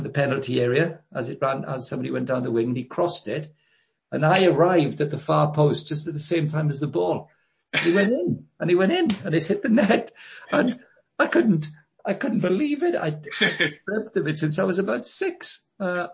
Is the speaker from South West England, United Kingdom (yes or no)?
no; Llanelli, Wales, United Kingdom; I'm Welsh and I grew up in a town called Llanelli